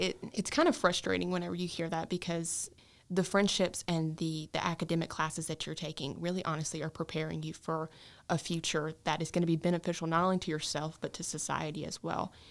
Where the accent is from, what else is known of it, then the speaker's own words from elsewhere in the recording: Stanley, North Carolina, United States; I grew up in Gaston County where, you know, we live on the poorer side of town